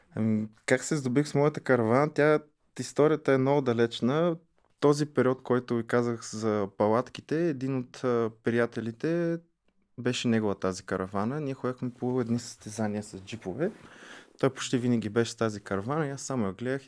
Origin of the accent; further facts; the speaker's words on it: Pleven, Pleven Province, Bulgaria; аз съм от Плевен и до Плевен има един каньон на река Чернелка